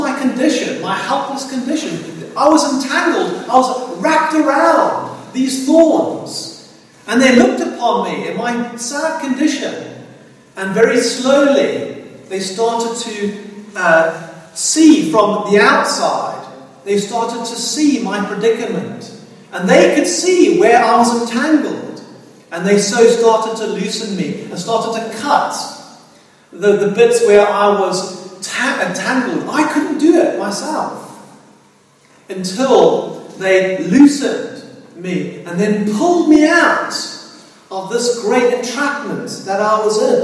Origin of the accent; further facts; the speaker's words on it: South Africa; growing up in South Africa